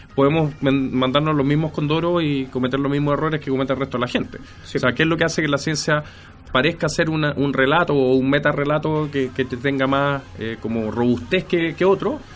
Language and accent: Spanish; Chile; cómo somos los chilenos